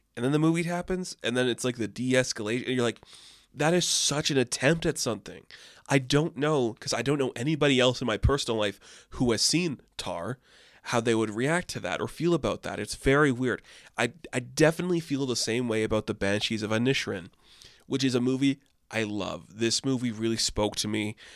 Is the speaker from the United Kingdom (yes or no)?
no; Canada; I had landmark in my hometown where I grew up